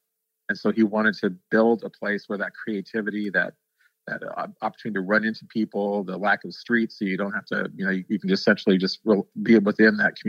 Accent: St. Louis, Missouri, United States; born and raised in St. Louis.

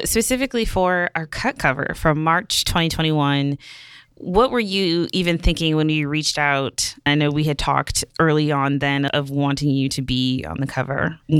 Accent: Milwaukee, Wisconsin, United States; Yeah, girl. Yeah, I'm Midwest for life. Milwaukee people, yes.

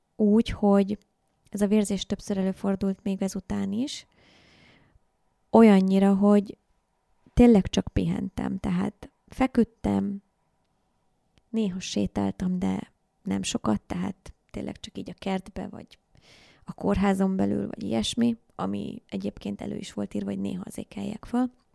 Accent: Hungary; also born or lived in Indonesia; én ugye vidéki vagyok

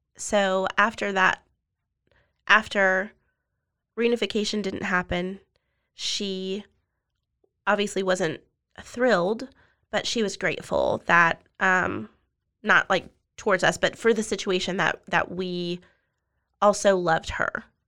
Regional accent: Austin, Texas, United States; also born or lived in Colorado / Dripping Springs, Texas; now in Waco, United States; I'm from the South Austin area

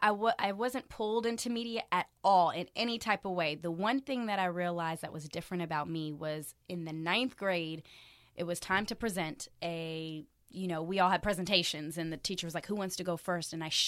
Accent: Frankfurt, Hesse, Germany; also born or lived in Miami, United States; I was born in Miami, but we were a military family, so we did jump around a little bit. My parents are both in the military, and so I grew up in Germany, Frankfurt

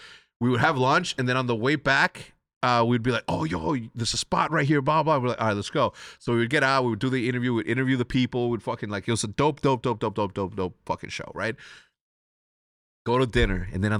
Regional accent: Wheeling, Illinois, United States; Like I said, I'm from Wheeling, Illinois, 60090.

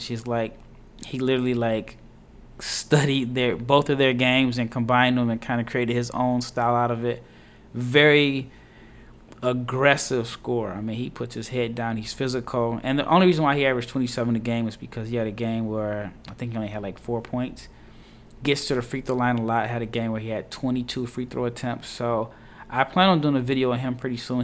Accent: Nebraska, United States; I'm from Nebraska

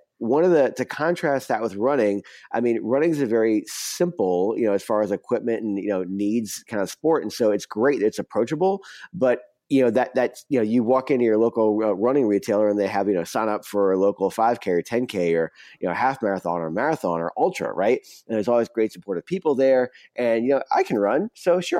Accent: New Orleans, Louisiana, United States; I grew up in New Orleans

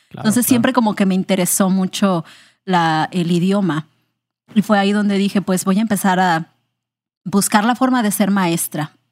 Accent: Colima, Mexico; also born or lived in Manzanillo / Puerto Vallarta / Guerrero; Bueno, yo soy del estado de Colima, en México. Yo nací en Manzanillo y toda mi vida, pues como que en mi infancia nos estuvimos mudando mucho por el trabajo de mi papá.

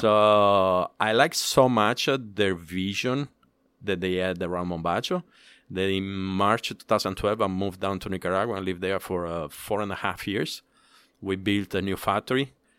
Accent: Palermo, Sicily, Italy; English is a second language; moved away as an adult; also born or lived in Dominican Republic; now in United States; I'm from Sicily, born and raised in Palermo.

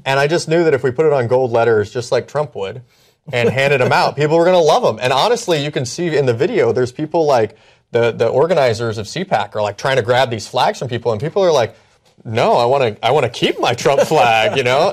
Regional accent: Indiana, United States; moved away; where I grew up in Indiana.

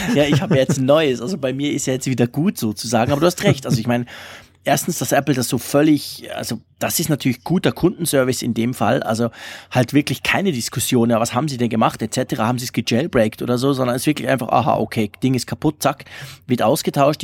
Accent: Switzerland; also born or lived in Zurich; als Schweizer

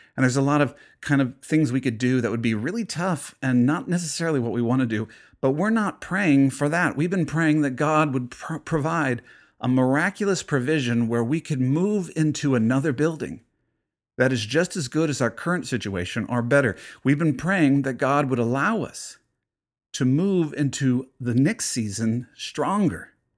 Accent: United States; being an American

